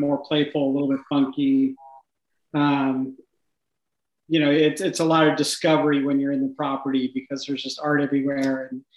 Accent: California, United States; moved away as an adult; now in Richmond, United States; I'm from California, yeah. So we moved from just north of San Francisco

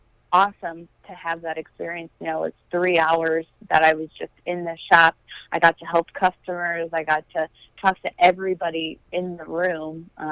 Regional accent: Moline, Illinois, United States; Moline, Illinois.

